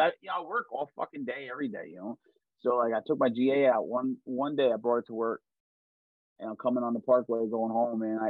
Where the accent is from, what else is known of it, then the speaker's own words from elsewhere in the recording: New Jersey, United States; obviously I'm from Jersey